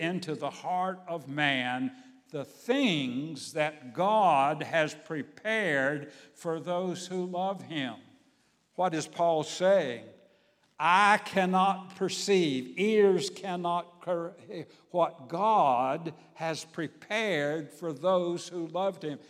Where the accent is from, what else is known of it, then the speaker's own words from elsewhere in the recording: Savannah, Georgia, United States; my hometown, Savannah, Georgia